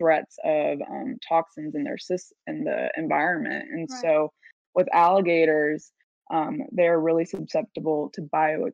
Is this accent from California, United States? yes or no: yes; San Diego, California, United States; also born or lived in Davis, California; I'm from San Diego, but went to school at UC Davis